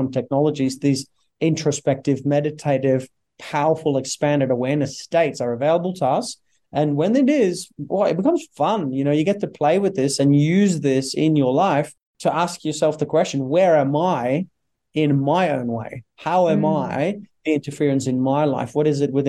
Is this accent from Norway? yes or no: yes; Norway; born and raised in Norway